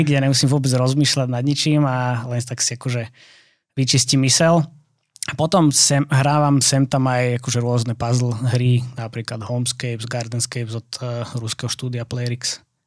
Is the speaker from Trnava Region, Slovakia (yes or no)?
yes; Trnava, Trnava Region, Slovakia; moved away; ja som pôvodne z Trnavy